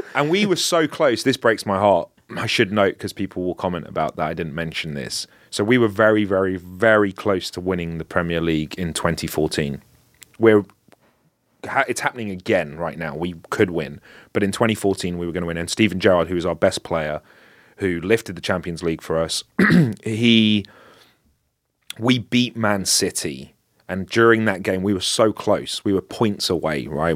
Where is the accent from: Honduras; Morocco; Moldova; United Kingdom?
United Kingdom; London; I'm from Northwest London